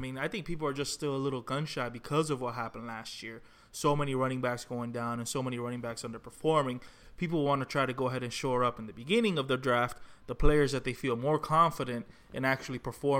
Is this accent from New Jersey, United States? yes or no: no; Miami, Florida, United States; We're all three from Miami.